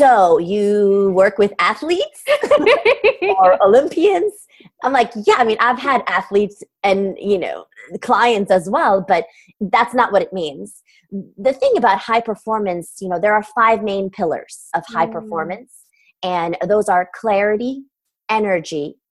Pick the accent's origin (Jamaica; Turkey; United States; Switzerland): Turkey; Istanbul; English is a second language; moved away; I'm originally from Istanbul, Turkey